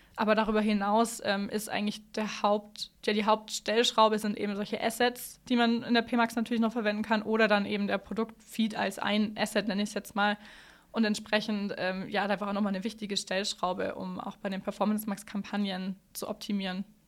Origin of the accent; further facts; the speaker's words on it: Allgäu, Bavaria, Germany; Ich bin im Allgäu aufgewachsen